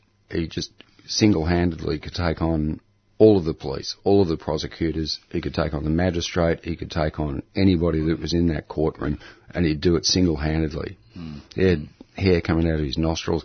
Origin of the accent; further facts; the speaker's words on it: Camberwell, Victoria, Australia; also born or lived in Fitzroy, Melbourne; We grew up around Camberwell. And, but then, you know, once I fled the nest, I ended up living around the inner city of Melbourne and stayed that way ever since